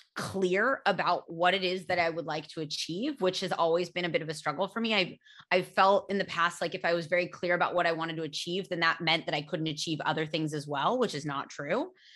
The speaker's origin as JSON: {"language": "English", "country": "United States", "accent": "American", "said": "when I was little, I used to be so embarrassed of my American accent"}